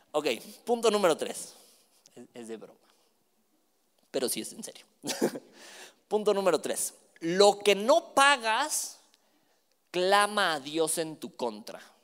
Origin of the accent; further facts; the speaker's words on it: Mexico; somos buenos como mexicanos